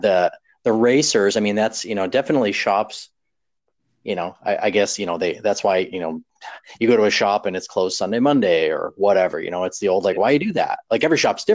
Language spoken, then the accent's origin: English; New York, United States; moved away as an adult; also born or lived in Texas; I moved to Texas from well from New York originally